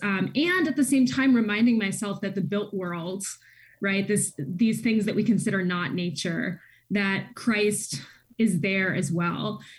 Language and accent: English; Nashville, Tennessee, United States; moved away as an adult; also born or lived in West Virginia; now in Seattle, United States; growing up in Nashville